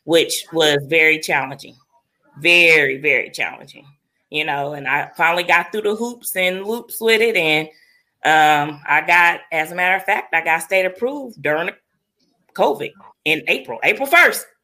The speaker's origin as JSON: {"language": "English", "town": "Muncie", "region": "Indiana", "country": "United States", "tie": "born or raised there", "also_born_or_lived": "Fishers, Indiana", "said": "we had moved back to my hometown when I opened up my home daycare, because I felt, you know, business in my home daycare would probably kick off better than business in Fishers. So we moved back to Muncie"}